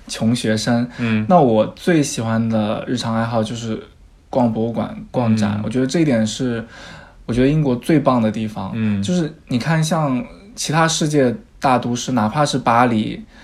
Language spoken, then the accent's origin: Chinese; Jiangxi, China; moved away as an adult; now in London, United Kingdom; 我的老家是江西的一个小地方